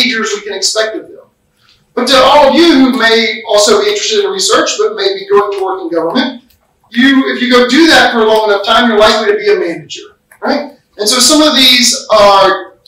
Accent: United States; The way that I view things as an American

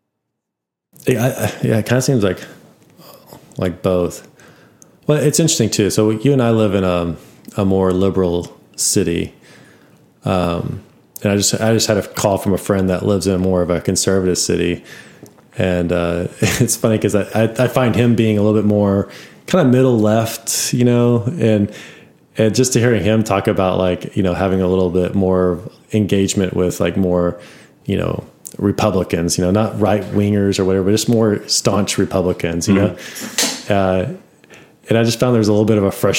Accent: United States; we are all from the United States. We're all Americans

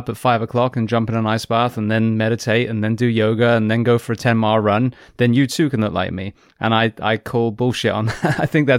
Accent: England, United Kingdom; I'm English

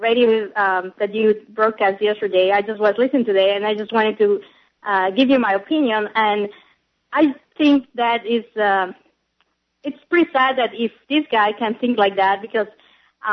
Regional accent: Mexico; now in United States; I'm an immigrant, right? So I'm from Mexico

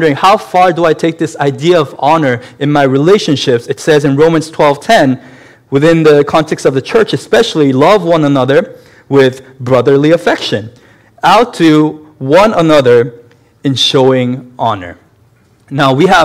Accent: South Korea; moved away; also born or lived in Massachusetts, United States; I was born in Massachusetts, but at the same time, my family moved back to South Korea, and I spent a good number of years in South Korea as a child.

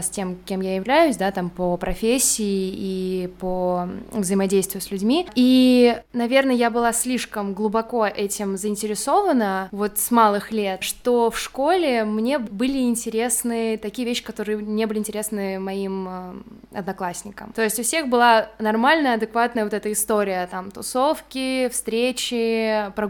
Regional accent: Balashikha, Moscow Oblast, Russia; Я родилась, да, в Балашихе.

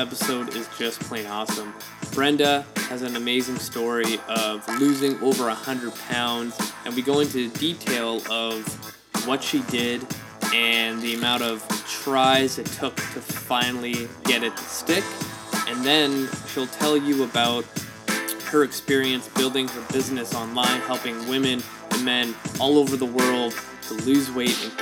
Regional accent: Vancouver, British Columbia, Canada; I'm from Vancouver

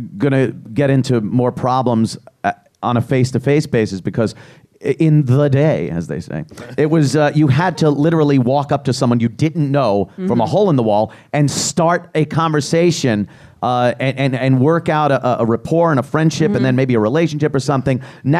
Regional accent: New York, United States; I'm Italian from New York.

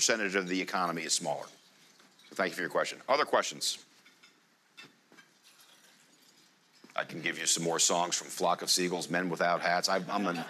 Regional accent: United States; I'm an American.

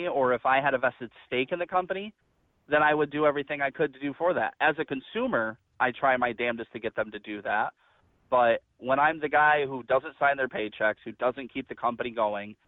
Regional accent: New York, United States; I'm from New York. I live in New York

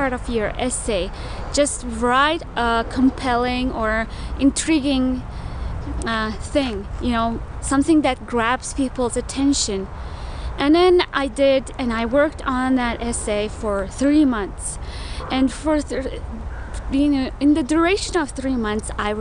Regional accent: Mongolia; moved away; also born or lived in Milwaukee, Wisconsin, United States; I'm from Mongolia.

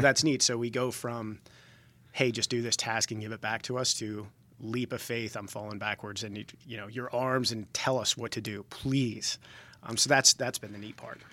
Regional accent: Jersey Shore, New Jersey, United States; moved away as an adult; now in Georgia, United States; I grew up on the Jersey Shore

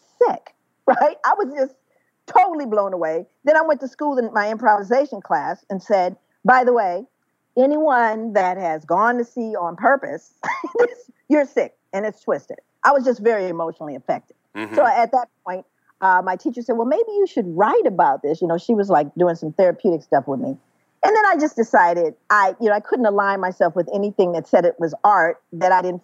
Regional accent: Los Angeles, California, United States; feeling and seeing the struggles growing up in South Central Los Angeles

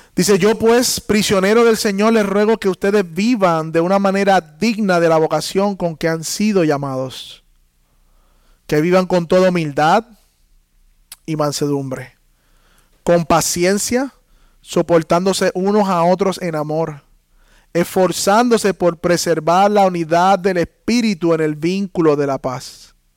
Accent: Puerto Rico; somos puertorriqueños, entonces nos unimos la iglesia puertorriqueña

